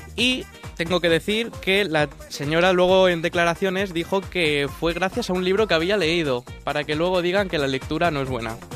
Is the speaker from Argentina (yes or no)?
no; Valencia, Valencian Community, Spain; yo soy de Valencia